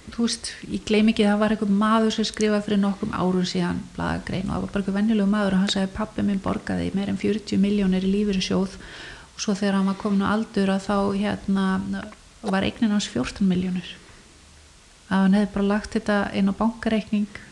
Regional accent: Iceland; Ég fætt 1973 og ég ólst upp í Amava

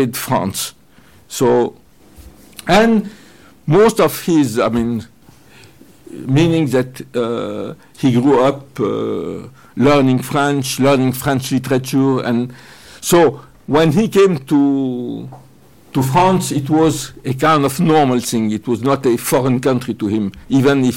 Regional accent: Egypt; I grew up in Egypt

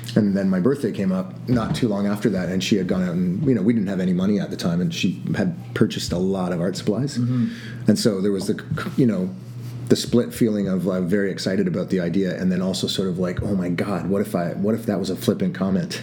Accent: Toronto, Ontario, Canada; We're from Toronto

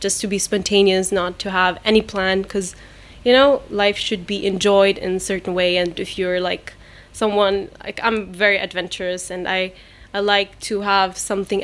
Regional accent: Germany; English is a second language; moved away as an adult; now in Dubai, United Arab Emirates; I grew up in Germany

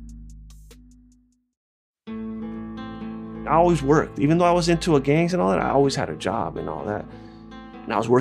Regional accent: United States; I'm American-Mexican

